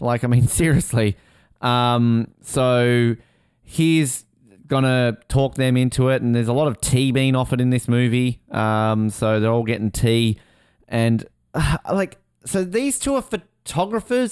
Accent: Hobart, Tasmania, Australia; I grew up in Hobart

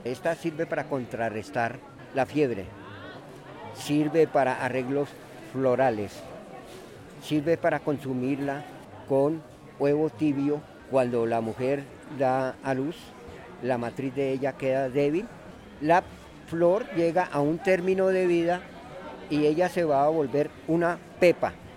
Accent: Bogotá, Colombia; Soy nacido aquí en Bogotá, pero soy hijo de padres boyacenses.

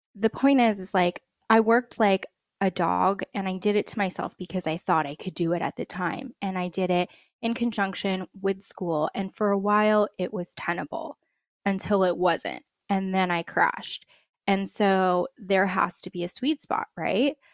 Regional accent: United States; I'm first generation American, which always comes with its own quirks, but, you know, for me, being half Filipino

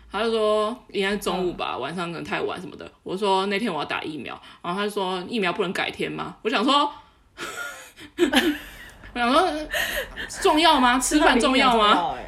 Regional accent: Taoyuan, Taiwan; 我是桃园人

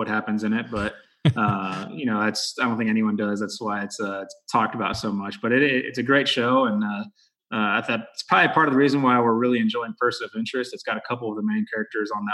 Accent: Texas, United States; growing up in Texas, obviously I played football.

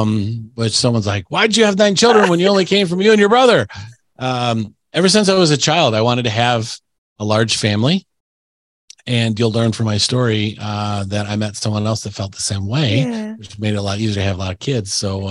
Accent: Plymouth, Michigan, United States; also born or lived in Ann Arbor, Michigan; I was born in Ann Arbor, and then my parents raised me in a little town in Michigan called Plymouth. And lived there my whole life.

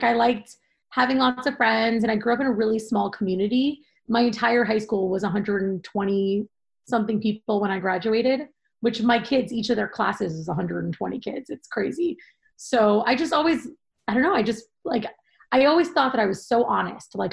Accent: Seattle, Washington, United States; moved away as an adult; also born or lived in Manhattan, New York; now in Long Island, United States; I grew up in Seattle, Washington, born and raised, and still in my heart forever, even though I live in Long Island now

